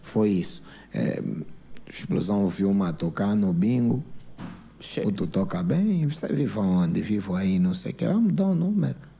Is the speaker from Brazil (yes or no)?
no; Luanda, Luanda Province, Angola; also born or lived in Benfica, Luanda; eu cresci na Manga, nasci na Manga, depois fui viver no Benfica